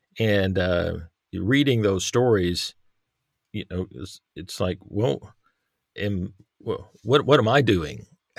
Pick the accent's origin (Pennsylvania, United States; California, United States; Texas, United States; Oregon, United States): Texas, United States; Irving; now in Northern Arkansas, United States; But I grew up in the Metroplex, the Dallas Fort Worth Metroplex in Irving, Texas.